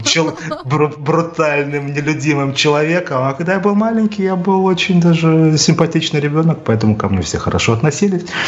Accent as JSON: {"language": "Russian", "town": "Odesa", "region": "Odesa Oblast", "country": "Ukraine", "tie": "born or raised there", "said": "я рос практически на Одесской киностудии"}